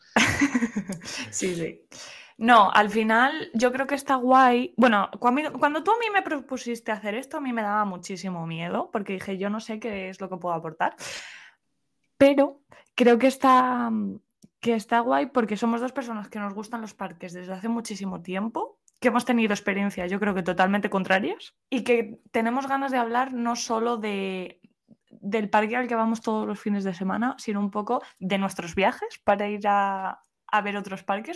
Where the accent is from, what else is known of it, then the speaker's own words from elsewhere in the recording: Spain; soy otra española más